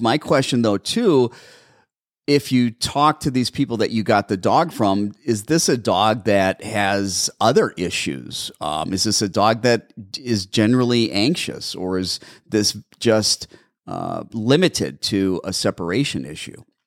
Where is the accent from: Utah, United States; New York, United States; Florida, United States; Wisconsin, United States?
Wisconsin, United States; Brown Deer; now in Mesa, United States; I'm originally from Brown Deer.